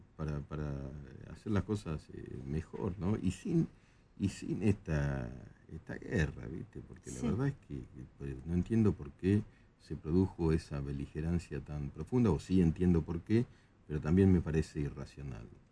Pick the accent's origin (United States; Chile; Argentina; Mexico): Argentina; los argentinos este, íbamos a Brasil